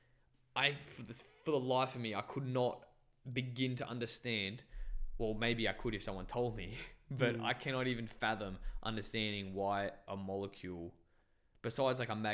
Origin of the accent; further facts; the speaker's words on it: Bangladesh; I was born in Bangladesh and I didn't know what Christianity was